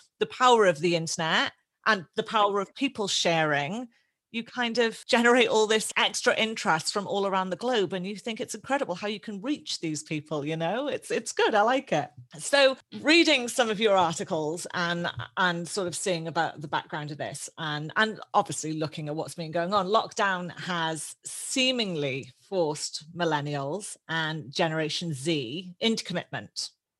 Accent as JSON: {"language": "English", "country": "United Kingdom", "lives_now": "Australia", "said": "And for me, obviously Australia, I'm a British Australian. Australia is my second home. I'm an Australian citizen and I love that."}